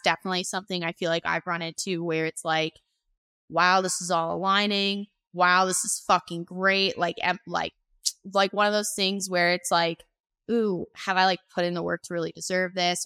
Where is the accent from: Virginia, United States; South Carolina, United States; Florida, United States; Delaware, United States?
Florida, United States; I'm from Florida.